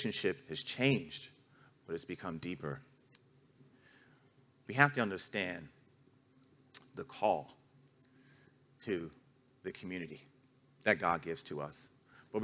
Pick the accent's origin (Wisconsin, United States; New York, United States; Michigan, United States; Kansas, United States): New York, United States; New York City; moved away; my hometown, back in New York City, is a very litigious city